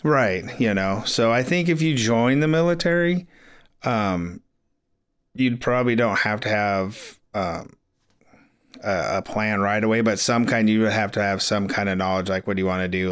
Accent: Crescent City, California, United States; also born or lived in Florida; I grew up here in Crescent City.

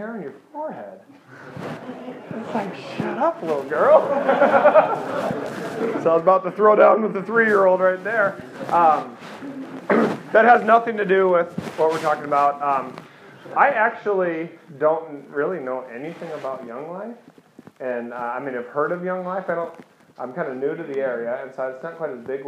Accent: eastern Iowa, United States; moved away as an adult; now in Oregon, United States; I was born and raised in eastern Iowa

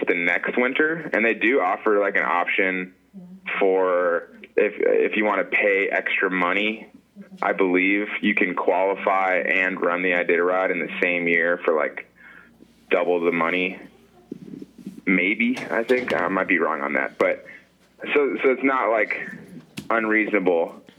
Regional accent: Atlanta, Georgia, United States; moved away as an adult; now in Alaska, United States; I'm from Atlanta, Georgia, and I've been up in Alaska mushing sled dogs for 5 years

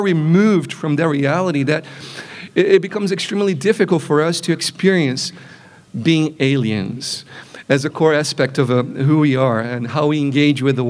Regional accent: Brazil; moved away; growing up in Brazil is an important element of how I perceive myself to be

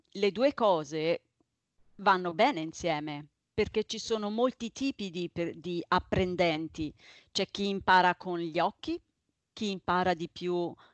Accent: Tuscany, Italy; now in Switzerland; No, io vengo dalla Toscana, però vivo in Svizzera da parecchi anni.

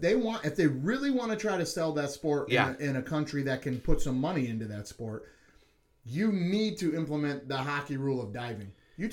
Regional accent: United States; as an American sports fan

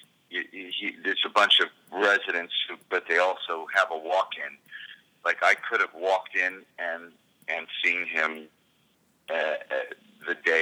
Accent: United States; moved away as an adult; now in Canada; I live in this beautiful little bubble up here, even as an American citizen and an expat in a sense.

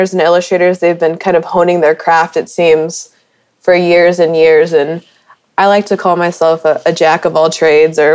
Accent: St. Louis, Missouri, United States; moved away as an adult; also born or lived in Chicago / Dallas; now in Kansas City, United States; Grew up in St. Louis

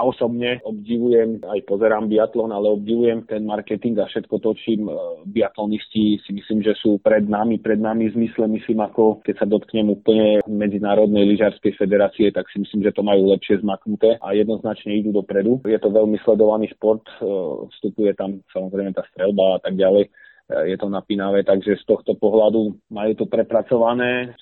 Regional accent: Dobšiná, Košice Region, Slovakia; moved away as an adult; also born or lived in Štrbské Pleso / Poprad; do 18 rokov ja som vyrastal v Dobšinej.

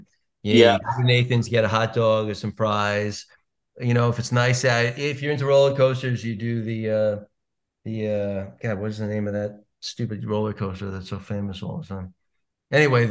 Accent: Long Island, New York, United States; now in New York City, United States; I grew up in Long Island

